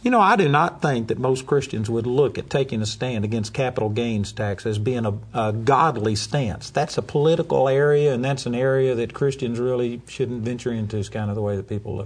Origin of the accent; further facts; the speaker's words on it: United States; I'm an American and I'm proud of it